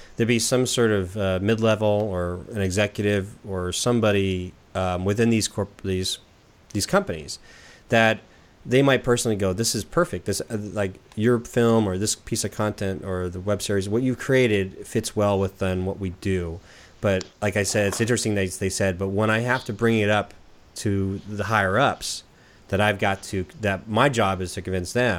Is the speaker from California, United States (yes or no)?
yes; Southern California, United States; now in Portland, United States; I'm here in Portland, Oregon, so we're, you know, and I'm from Southern California.